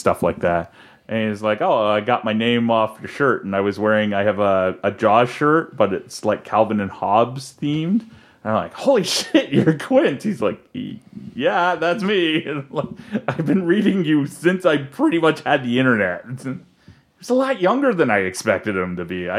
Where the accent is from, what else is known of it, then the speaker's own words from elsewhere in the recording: Toronto, Ontario, Canada; I was from the Toronto region